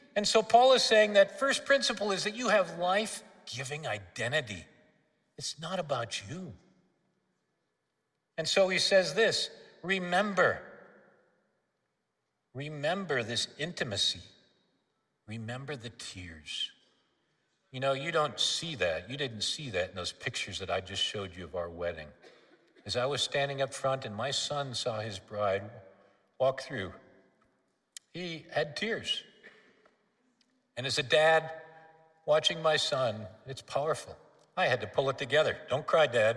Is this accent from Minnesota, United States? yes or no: yes; Minneapolis, Minnesota, United States; moved away as an adult; also born or lived in South Africa; now in St. Louis, United States; I was raised in Northeast Minneapolis in Minnesota.